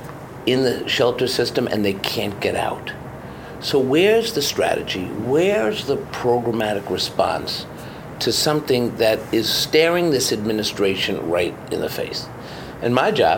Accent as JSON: {"language": "English", "town": "New York City", "region": "New York", "country": "United States", "tie": "born or raised there", "said": "growing up in Washington Heights, when the city was on the edge of bankruptcy"}